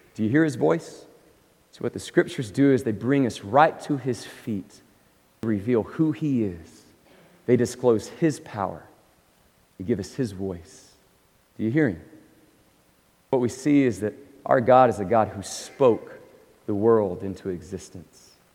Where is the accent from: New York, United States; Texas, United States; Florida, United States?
Texas, United States; Abilene; also born or lived in Oklahoma / California; now in Dallas-Fort Worth, United States; I grew up in a Presbyterian church in Abilene, Texas